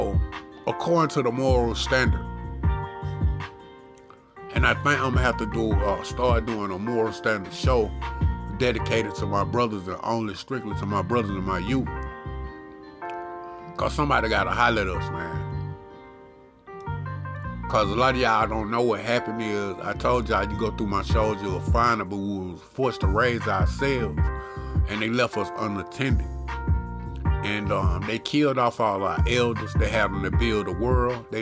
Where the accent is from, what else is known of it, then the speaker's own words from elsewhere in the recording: the South, United States; I'm from the South. I'm country